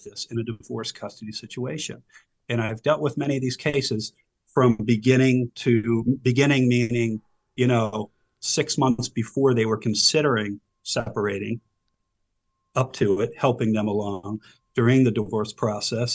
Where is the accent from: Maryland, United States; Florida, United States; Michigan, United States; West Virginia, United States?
Maryland, United States; Silver Spring; born or raised there; also born or lived in Howard County, Maryland